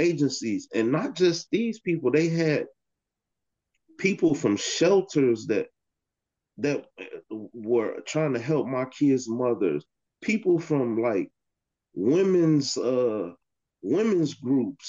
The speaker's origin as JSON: {"language": "English", "town": "Chicago", "region": "Illinois", "country": "United States", "moved": "yes", "lives_now": "Holland, United States", "said": "I'm originally from Chicago"}